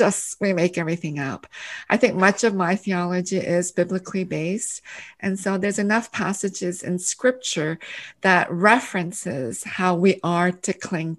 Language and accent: English; Canada; English is a second language; moved away as an adult; also born or lived in Korea; now in United States; I was born in Korea, and then our family immigrated to Canada in 1975. And then, so I actually did my kindergarten all the way up to my PhD in Canada